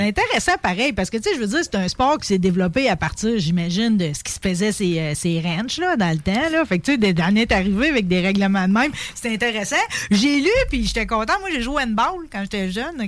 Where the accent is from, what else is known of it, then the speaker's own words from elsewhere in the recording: Pontbriand, Quebec, Canada; je viens pareil de Pontbriand, mon père est de Robertson